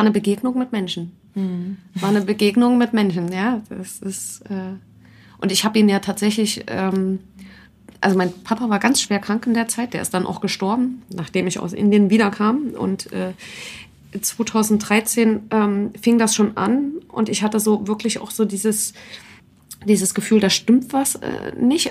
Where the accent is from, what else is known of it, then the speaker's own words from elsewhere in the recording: Leipzig, Saxony, Germany; Ich bin Leipziger Mädchen